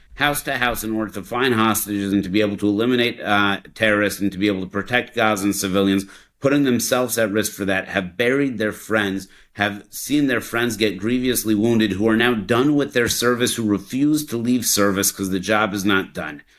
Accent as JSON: {"language": "English", "town": "Denver", "region": "Colorado", "country": "United States", "tie": "born or raised there", "said": "I grew up in Denver, Colorado"}